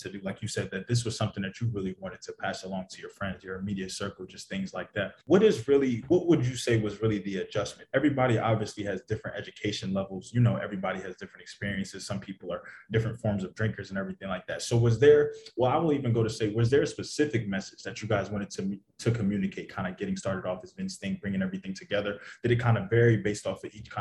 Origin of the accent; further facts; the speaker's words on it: New York City, New York, United States; also born or lived in Syracuse; I was born in the Bronx.